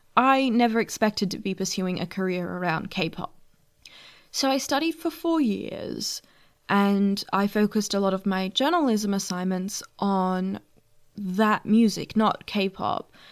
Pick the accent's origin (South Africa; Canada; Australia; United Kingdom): Australia; being an Australian fan